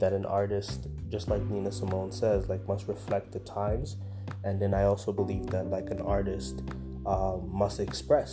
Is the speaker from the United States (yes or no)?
no; Windsor, Ontario, Canada; also born or lived in Congo; I'm from Congo originally. I'm born in Congo within this lifetime. So I came from Congo, and then I came to Canada, which is where I reside. I live in Windsor, Canada. And I came here at the age of 5